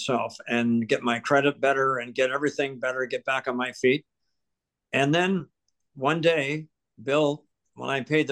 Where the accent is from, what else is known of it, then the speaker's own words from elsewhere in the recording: Ontario, Canada; also born or lived in Truro, Nova Scotia; I was born in Truro. And then my family left here in 1950 to go to Ontario. My dad became a welder, very successful welder. So we moved to Ontario. And then I grew up in Ontario, went to school in Ontario